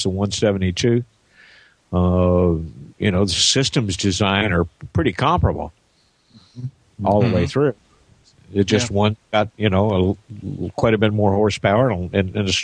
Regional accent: Indiana, United States; moved away; my hometown in Indiana

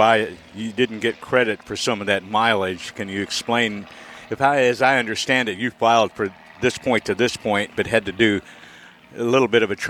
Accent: Columbus, Ohio, United States; And I grew up in Columbus, Ohio

